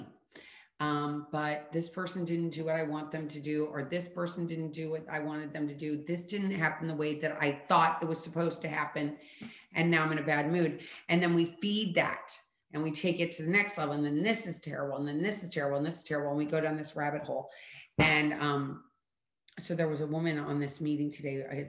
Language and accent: English; St. Louis, Missouri, United States; moved away as an adult; also born or lived in Colorado / Philadelphia / Washington, D.C.; now in Florida, United States; I was born in Colorado. I was raised in St. Louis, Missouri. And then at 18, I moved to Philadelphia